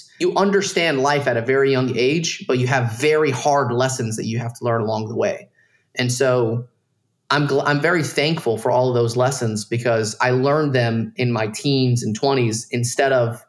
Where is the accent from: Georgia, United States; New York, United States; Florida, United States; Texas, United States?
Georgia, United States; Dalton; I grew up in Dalton, Georgia, around a bunch of Mexicans, dude. Like, everyone was poor.